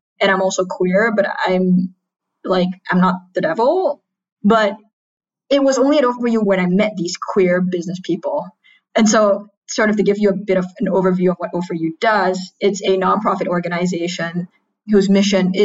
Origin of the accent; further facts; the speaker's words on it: Singapore; moved away as an adult; also born or lived in United States; I am a queer trans Singaporean, born and raised in Singapore.